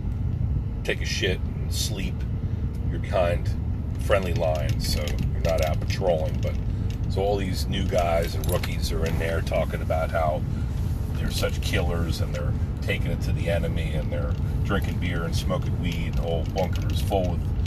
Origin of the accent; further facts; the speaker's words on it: Pine Barrens, New Jersey, United States; I was a little boy growing up in the Pine Barrens